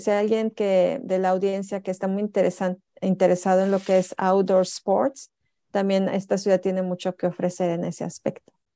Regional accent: Tampico, Tamaulipas, Mexico; moved away as an adult; now in Jönköping, Sweden; yo vengo de Tampico, Tamaulipas, una ciudad donde hace muchísimo calor.

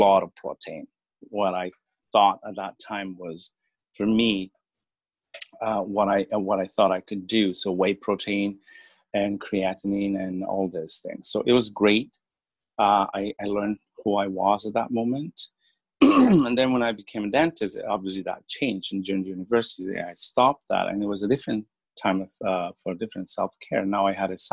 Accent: Bolivia; moved away as an adult; now in Etobicoke, Canada; I'm originally from Bolivia, so I practice there as well

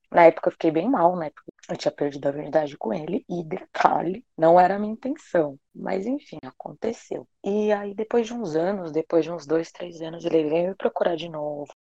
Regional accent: São Paulo, Brazil; eu tenho 29 anos e sou de São Paulo

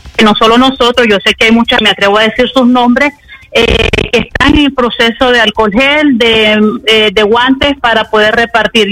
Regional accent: Chinandega, Nicaragua; moved away; la preocupación de los extranjeros nicaragüenses, más que todas las personas de Chinandega, estamos muy preocupados

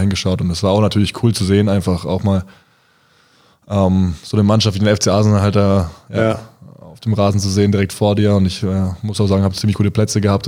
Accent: Bayreuth, Bavaria, Germany; moved away; also born or lived in Bamberg; ich komme aus Bayreuth und ich äh, liebe meine Heimatstadt

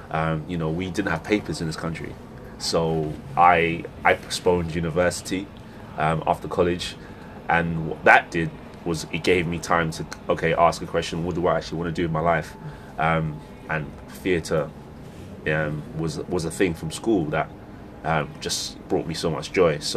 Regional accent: Sydenham, London, United Kingdom; Uh, so in southeast London, I returned back mm. to the to the to the place I sort of grew up in when I was when I was a little boy.

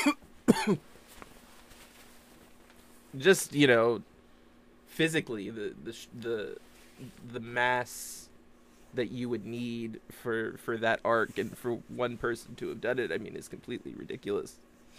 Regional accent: United States; I grew up in America

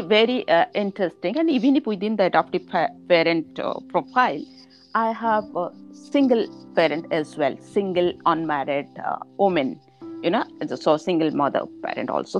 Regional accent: India; I am from India

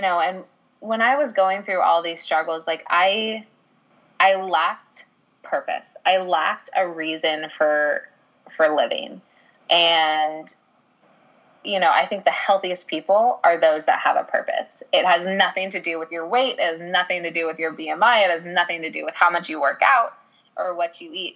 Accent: Ireland; I'm an Irish girl

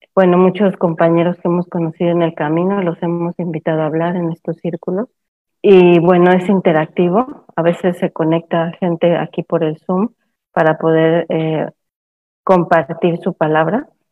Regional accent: Mexico; moved away; also born or lived in Cancún, Mexico / San Cristóbal de las Casas, Mexico / Guatemala; soy de origen mexicana

